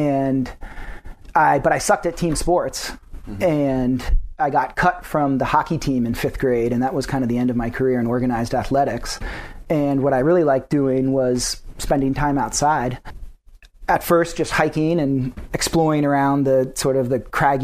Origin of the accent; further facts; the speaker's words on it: Durham, Connecticut, United States; also born or lived in Hanover, New Hampshire; now in North Conway, United States; I grew up in Connecticut.